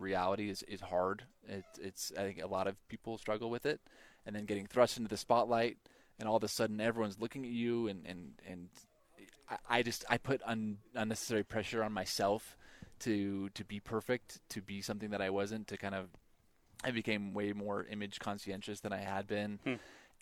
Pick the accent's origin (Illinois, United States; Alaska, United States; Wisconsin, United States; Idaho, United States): Idaho, United States; Boise; Boise State was my hometown team growing up